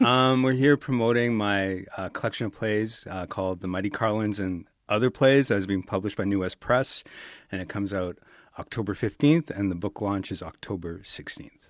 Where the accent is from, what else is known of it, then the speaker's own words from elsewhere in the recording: Edmonton, Alberta, Canada; I grew up in Millwoods